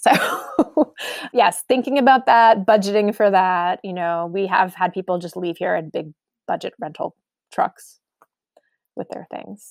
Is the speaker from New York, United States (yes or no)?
yes; outside New York City, United States; now in Omaha, United States; I grew up outside New York City